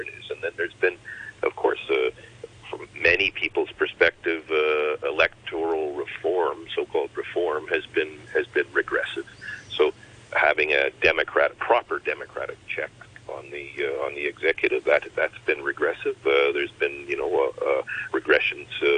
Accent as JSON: {"language": "English", "country": "Canada", "moved": "yes", "lives_now": "Hong Kong", "said": "I've been here a long time, but originally come from Canada"}